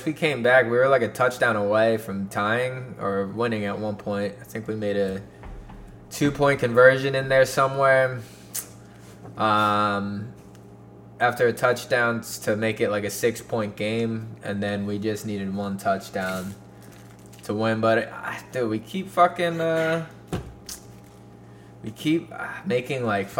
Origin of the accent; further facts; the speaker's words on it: United States; I'm American